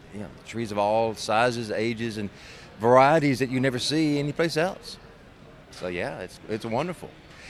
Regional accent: Clarksville, Georgia, United States; I'm from Clarksville, Georgia.

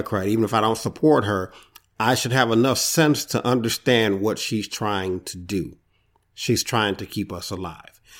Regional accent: Detroit, Michigan, United States; I hail from Detroit, Michigan

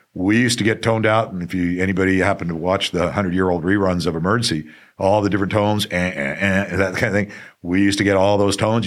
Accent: Phoenix, Arizona, United States; also born or lived in Tucson; I'm a native of, uh, Arizona, native Phoenix, born at, uh, Saint Joe's.

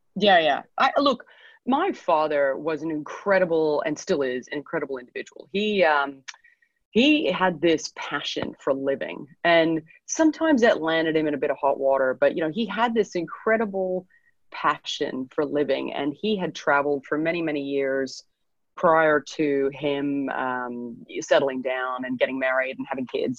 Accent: Edmonton, Alberta, Canada; moved away as an adult; now in Sydney, Australia; I'm from Edmonton, Alberta, Canada. So uh, we're both uh, both Canadian, but uh, I'm from the not nicest city in Canada

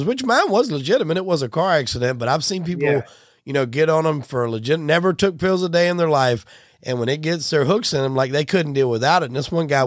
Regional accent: the Carolinas, United States; I'm from the Carolinas

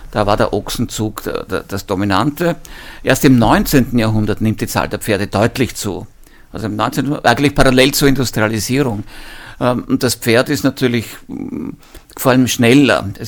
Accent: Lower Austria, Austria; Ich erinnere mich sogar bei uns im Mostviertel noch an einzelne äh, Leute, die waren aber keine echten Bauern

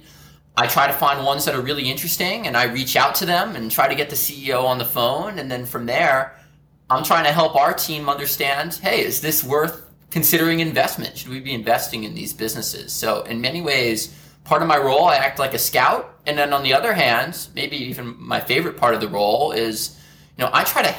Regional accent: New Jersey, United States; moved away as an adult; also born or lived in Philadelphia; now in New York City, United States; I'm from New Jersey, born and raised, like an hour or so outside of New York City.

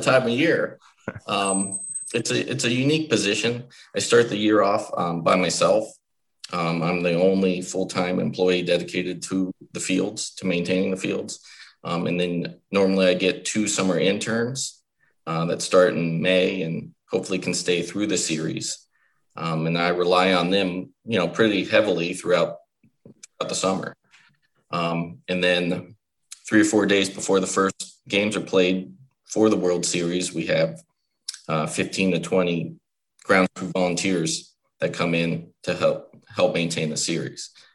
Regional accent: State College, Pennsylvania, United States; moved away as an adult; now in Williamsport, United States; I'm from State College, Pennsylvania, originally

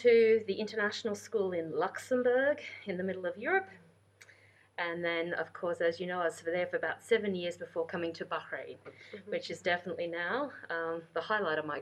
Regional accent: rural New South Wales, Australia; moved away as an adult; also born or lived in London; I was born and raised in Australia. I'm very proud Australian. It's my home country. I grew up in the country areas of New South Wales, a state

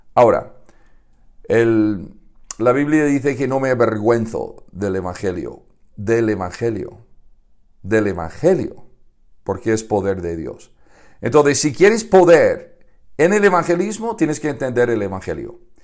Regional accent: Chicago, Illinois, United States; now in Madrid, Spain; yo nací en Estados Unidos, en Chicago. Me he criado en una granja de gallinas

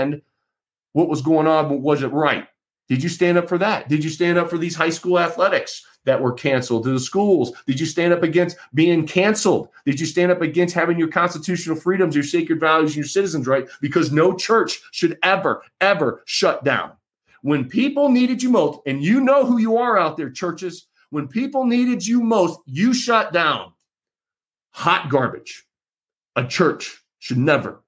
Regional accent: Michigan, United States; as a voter, as an American, as a Michigander

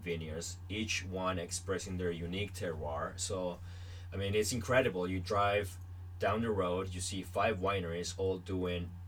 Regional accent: Niagara, Ontario, Canada; I'm from Niagara, we make all of these wine

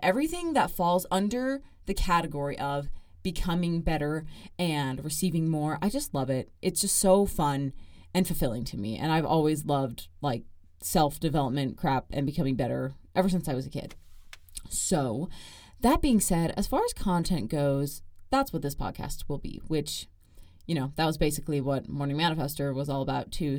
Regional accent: Gilbert, Arizona, United States; moved away as an adult; now in Provo, United States; I am from Gilbert, Arizona.

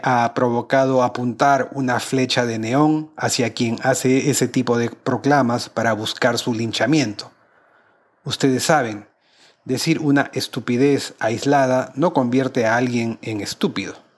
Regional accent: Peru; mi país

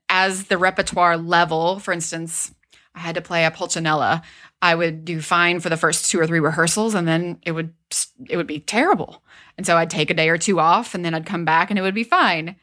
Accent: Wytheville, Virginia, United States; I grew up in Southwest Virginia in a really small town called Withville

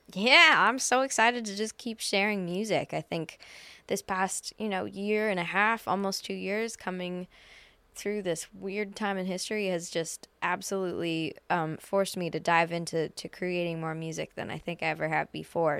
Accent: Canada; Edmonton, which is a five-hour drive from my hometown

